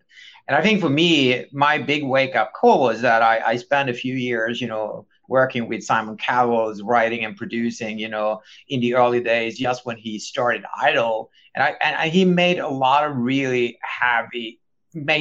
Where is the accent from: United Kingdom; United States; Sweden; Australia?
Sweden; growing up in Sweden